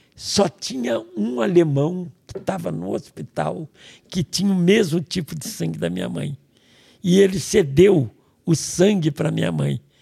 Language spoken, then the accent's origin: Portuguese; Niterói, Rio de Janeiro, Brazil; born or raised there